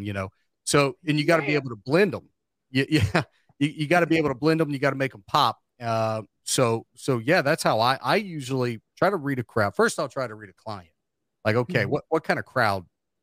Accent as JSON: {"language": "English", "town": "Cincinnati", "region": "Ohio", "country": "United States", "moved": "yes", "lives_now": "Charleston, West Virginia, United States", "said": "I'm from Ohio and I am from Cincinnati"}